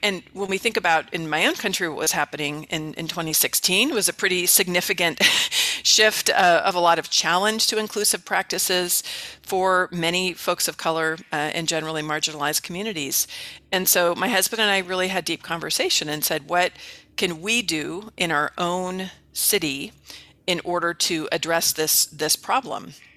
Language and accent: English; the Bay Area, California, United States; now in Mesa, United States; I'm from the Bay Area in, in, in California originally